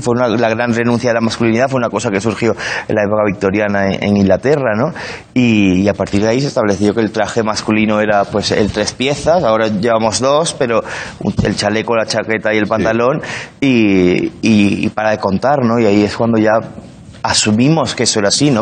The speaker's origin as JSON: {"language": "Spanish", "country": "Spain", "also_born_or_lived": "London", "moved": "yes", "said": "soy el español de clase"}